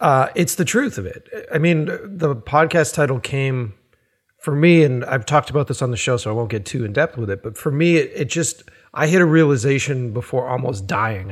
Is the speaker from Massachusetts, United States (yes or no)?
yes; Boston, Massachusetts, United States; I grew up in Boston and, uh, stayed in, in that city